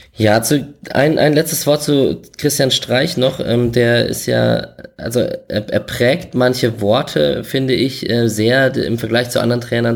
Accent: Berlin, Germany; Ich komme aus Berlin

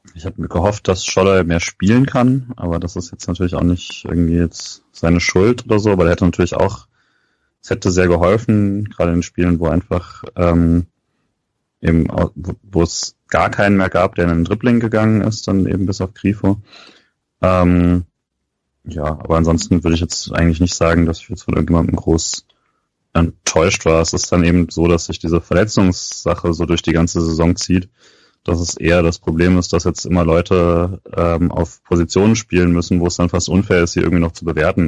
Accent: Rhineland-Palatinate, Germany; wo ich groß geworden bin, war ja auch Südpfalz

